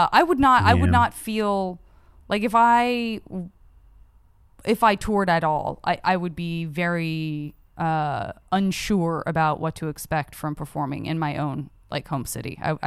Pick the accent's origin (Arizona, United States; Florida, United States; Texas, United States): Arizona, United States; Tucson; In Tucson, Arizona.